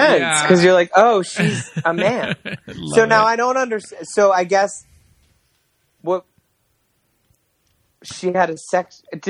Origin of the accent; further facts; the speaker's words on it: Maryland, United States; also born or lived in Los Angeles, United States; now in New York, United States; I'm from Maryland